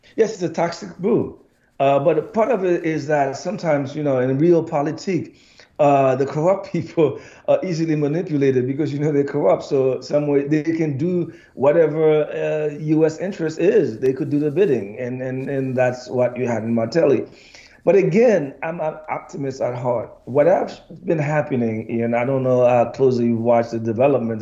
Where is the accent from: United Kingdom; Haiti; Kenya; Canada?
Haiti; now in United States